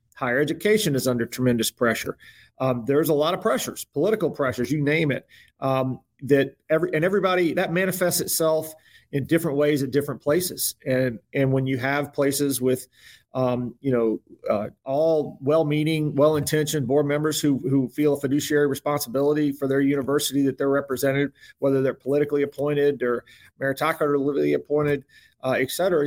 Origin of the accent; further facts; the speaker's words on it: Tobacco Road, North Carolina, United States; I grew up on Tobacco Road